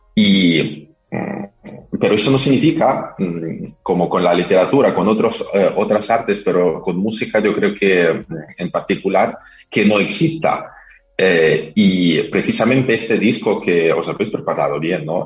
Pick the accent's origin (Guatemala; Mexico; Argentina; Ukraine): Ukraine; Carpathians; moved away; de los Cárpatos, donde yo nací